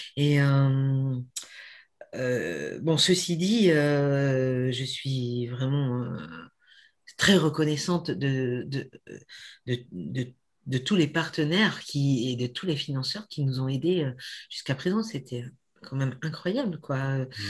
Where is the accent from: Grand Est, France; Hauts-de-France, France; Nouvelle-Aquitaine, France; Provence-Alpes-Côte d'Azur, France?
Nouvelle-Aquitaine, France; Brive-la-Gaillarde; also born or lived in Sarlat; now in Périgord, France; je suis née à Brive, mais ça fait 40 ans que j'habite ici.